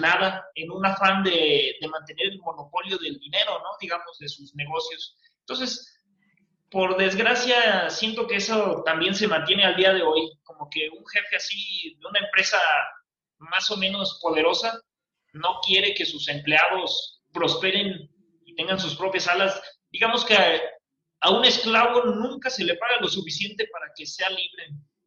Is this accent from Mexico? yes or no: yes; Mexico; nosotros como mexicanos